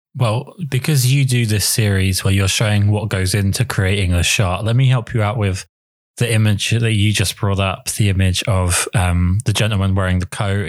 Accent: England, United Kingdom; I'm English

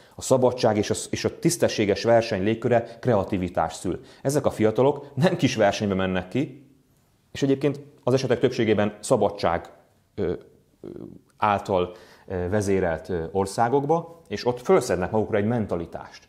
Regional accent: Hungary; magyarok vagyunk a világban

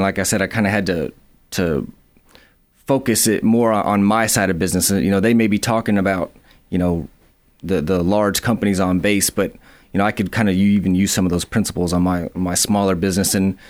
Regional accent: Madison, Alabama, United States; I am from Madison, Alabama, in Huntsville, Alabama. I went to school at Bob Jones in Madison. Went to college at UAH here in Huntsville and kind of grew up here.

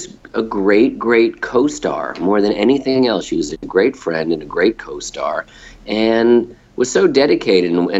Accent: New Jersey, United States; I'm from New Jersey. I'm from a blue-collar town

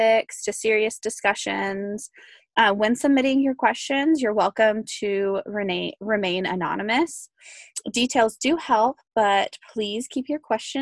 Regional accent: South Carolina, United States; I am from South Carolina

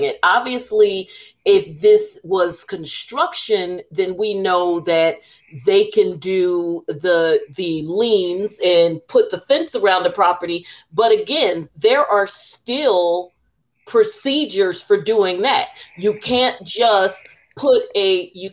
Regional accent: New Jersey, United States; we're from Jersey

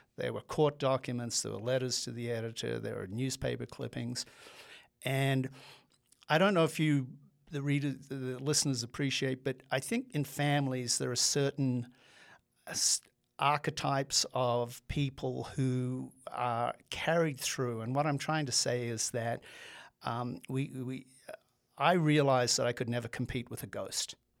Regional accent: Australia; moved away as an adult; I'm an immigrant. I grew up in Australia. I came over here when I was on my nineteenth birthday to, um, go to college

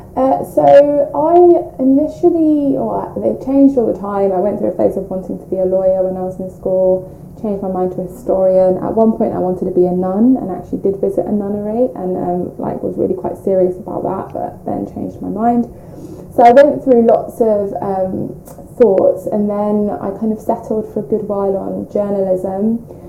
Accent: London, United Kingdom; we grew up in North London, um, so first Kilburn, then Edmonton, so we've always kind of been North London um, people, and I still live in North London uh, now

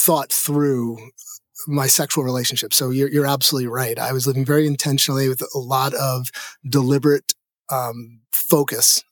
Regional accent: New York City, New York, United States; I grew up in New York City

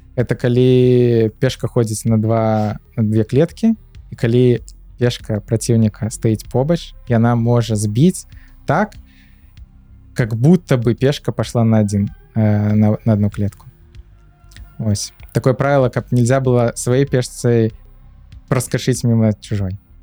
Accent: Minsk, Belarus; moved away as an adult; also born or lived in Georgia; now in Poland; нарадзіўся менску так. і жыў усё жыццё до 22 -го году менску

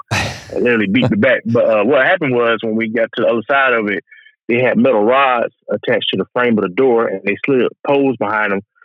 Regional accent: Augusta, Georgia, United States; I grew up in Augusta, Georgia, which is the area I stay in now

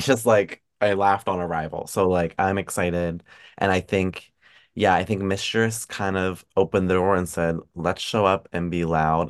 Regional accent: Pennsylvania, United States; I'm also from P A, like, I'm from Pennsylvania, so, like, not far, like, thirty minutes from Hershey

